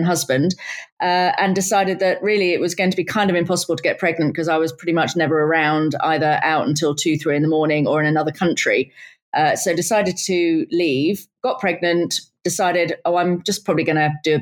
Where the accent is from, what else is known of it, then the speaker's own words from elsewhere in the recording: United Kingdom; I was born and raised just outside of London